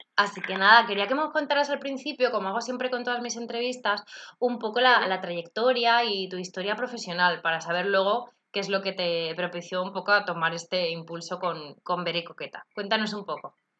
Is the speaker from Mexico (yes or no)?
no; Madrid, Community of Madrid, Spain; yo que soy de Madrid